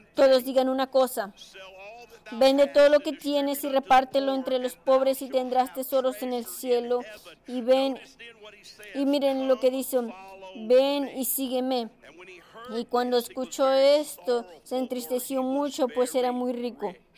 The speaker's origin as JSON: {"language": "Spanish", "region": "Georgia", "country": "United States", "said": "soy un hombre de Georgia. Yo amo a Georgia"}